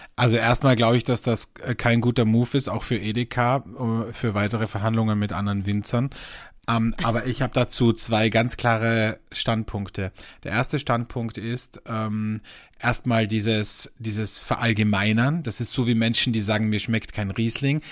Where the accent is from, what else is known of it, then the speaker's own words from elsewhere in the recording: Austria; Bei uns in Österreich